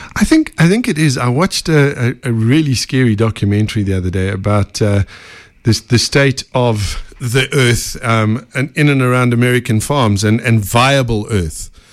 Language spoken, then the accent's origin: English; Benoni, Gauteng, South Africa; I'm a Benoni boy, so, you know, East Rand.